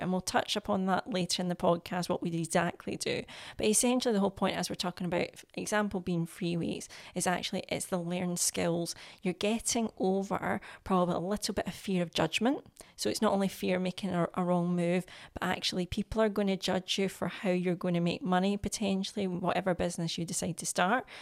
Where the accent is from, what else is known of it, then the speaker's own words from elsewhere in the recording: Scotland, United Kingdom; I'm Scottish